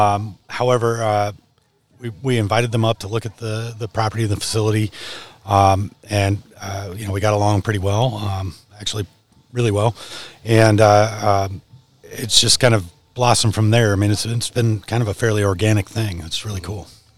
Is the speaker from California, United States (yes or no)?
yes; South Lake Tahoe, California, United States; also born or lived in Pacific Northwest / Kansas City / Ohio; now in Brainerd Lakes area, United States; I grew up in South Lake Tahoe